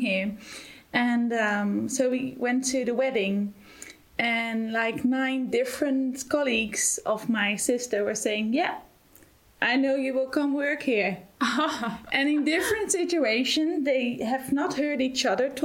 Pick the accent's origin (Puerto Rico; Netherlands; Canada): Netherlands; moved away as an adult; now in Germany; I'm originally from the Netherlands, and I'm here since February this year